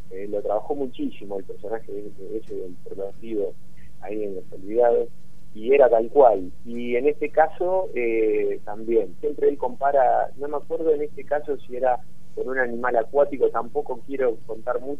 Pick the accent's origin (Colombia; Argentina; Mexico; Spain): Argentina; Azul, Buenos Aires Province; Nosotros, exactamente, nosotros somos de la ciudad azul, a 300 y kilómetros de capital.